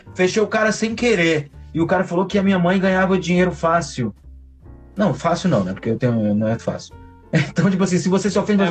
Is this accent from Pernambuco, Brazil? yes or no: no; interior of Ceará, Brazil; now in Rio de Janeiro, Brazil; eu sou do interior do Ceará